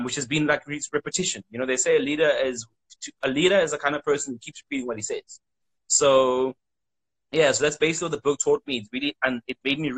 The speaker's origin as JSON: {"language": "English", "country": "South Africa", "said": "I'm from South Africa"}